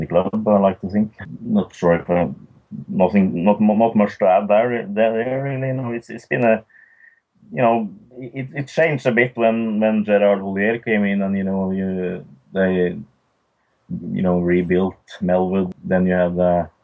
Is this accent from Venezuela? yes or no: no; Norway; we are six guys from Norway